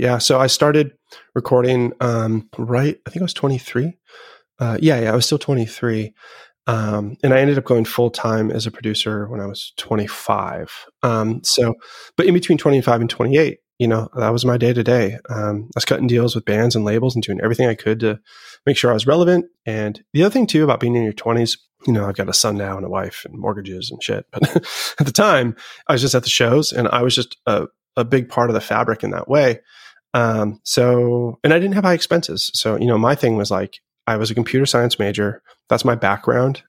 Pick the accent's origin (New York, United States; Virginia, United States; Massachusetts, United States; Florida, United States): Massachusetts, United States; Boston; also born or lived in Seattle / Los Angeles; I was born in Seattle, and I lived in L A for, like, the end of my single digit years, I guess we'll say. And then I moved to Boston or just north of Boston when I was ten